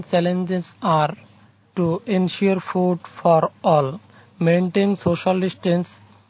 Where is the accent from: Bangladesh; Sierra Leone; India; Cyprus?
Bangladesh; from Bangladesh.